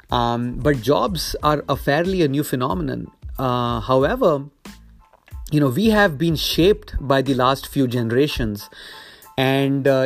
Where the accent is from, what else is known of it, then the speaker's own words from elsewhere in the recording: India; moved away as an adult; now in United States; that is why I came to the US from India in the late 90s for a great education and then getting a great job